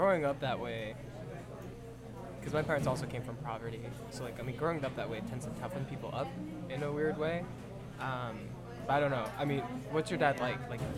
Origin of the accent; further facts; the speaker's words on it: New Jersey, United States; I grew up in Jersey